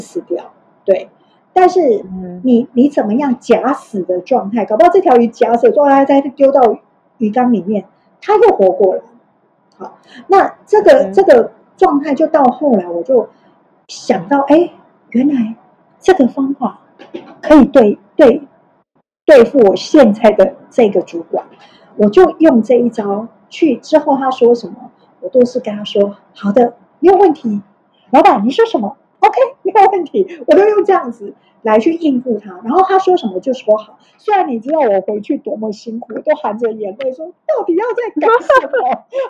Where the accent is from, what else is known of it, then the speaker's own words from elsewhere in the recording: Tainan, Taiwan; moved away as an adult; also born or lived in Taipei, Taiwan; now in Shanghai, China; 因为从小在台南长大人，那个味觉特别挑剔